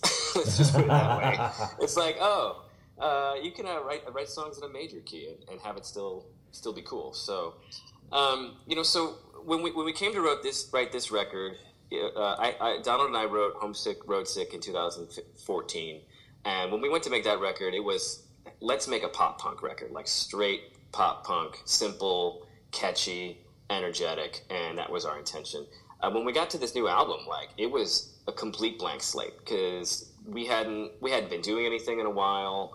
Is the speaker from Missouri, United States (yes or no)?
yes; St. Louis, Missouri, United States; moved away; growing up in St. Louis